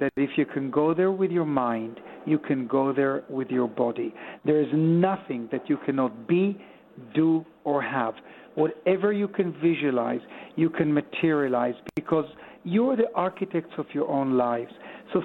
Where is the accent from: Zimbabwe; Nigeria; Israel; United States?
Israel; Tel Aviv, Tel Aviv District; moved away as an adult; also born or lived in Sonning-on-Thames, England; You remember I was born here in Tel Aviv.